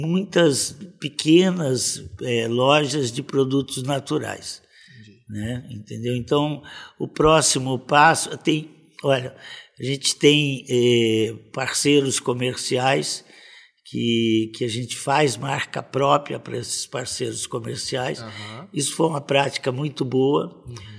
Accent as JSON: {"language": "Portuguese", "town": "Campo Grande", "region": "Mato Grosso do Sul", "country": "Brazil", "tie": "born or raised there", "also_born_or_lived": "Pantanal", "said": "E eu nasci aqui na Cândido Mariano, em Campo Grande"}